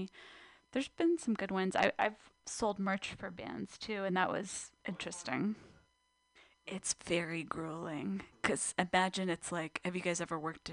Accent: California, United States; I grew up in SoCal, so.

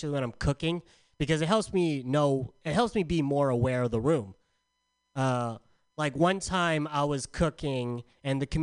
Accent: San Diego, California, United States; now in Bay Area, United States; I'm from San Diego.

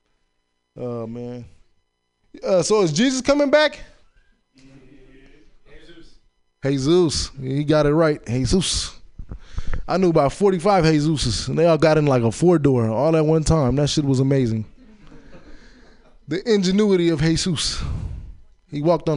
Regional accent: Chicago, Illinois, United States; I was born in Chicago

